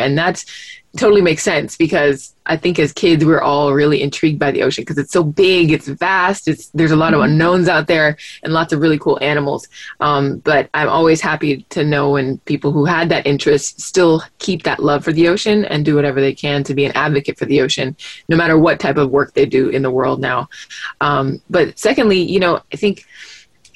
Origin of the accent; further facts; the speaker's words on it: Miami, Florida, United States; growing up in Miami